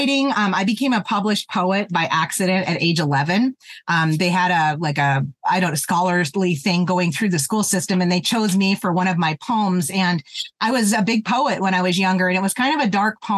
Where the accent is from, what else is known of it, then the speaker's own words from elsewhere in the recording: Terry, Montana, United States; moved away as an adult; I grew up in Terry, Montana, which is in Southeastern